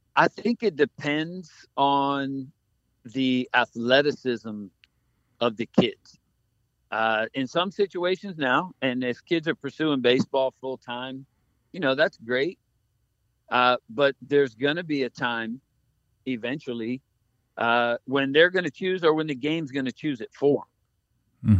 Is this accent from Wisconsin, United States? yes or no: no; Key West, Florida, United States; when I grew up in Key West